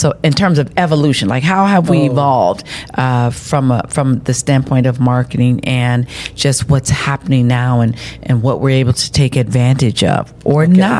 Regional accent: Chicago, Illinois, United States; I'm from Chicago, downtown Chicago.

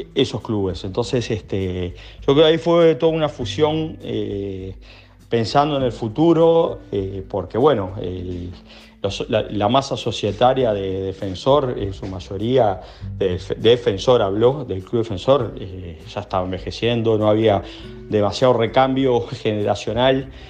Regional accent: Montevideo, Uruguay; yo de hecho me crié Malvin

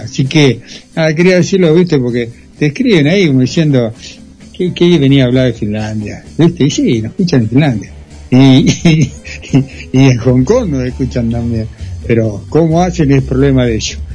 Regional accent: Argentina; como muy porteño, le decimos nosotros

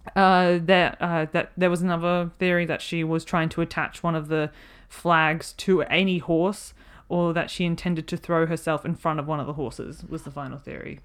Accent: Australia; being Australian

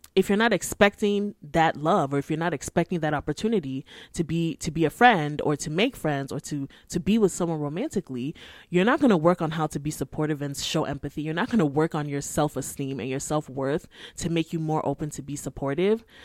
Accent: Nigeria; I'm Nigerian. I live in my parents' house.

